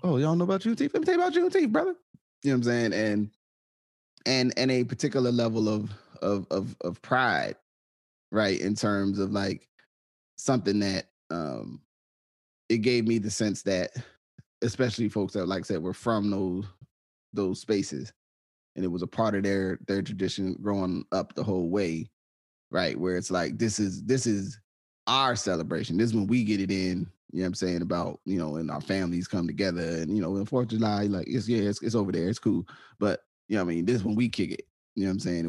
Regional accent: New Jersey, United States; growing up in New Jersey

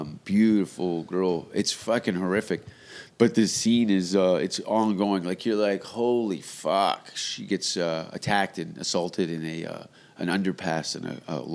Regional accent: Hamilton, Ontario, Canada; also born or lived in Vancouver; I grew up in the Ontario school system.

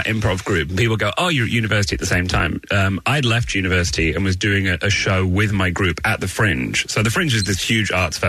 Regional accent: Manchester, North West England, United Kingdom; now in Brooklyn, United States; I'm from Manchester, the northwest, but I don't sound like it because I wish to be employable.

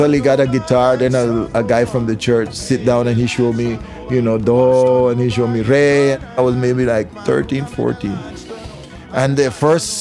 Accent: Nicaragua; I'm like an Afro-Creole person from Nicaragua

